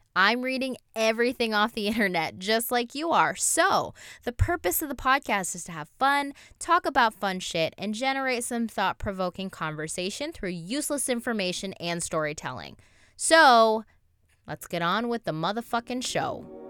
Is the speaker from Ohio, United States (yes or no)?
yes; Toledo, Ohio, United States; we're from Toledo. If anybody doesn't know where Toledo is, it's south of Detroit.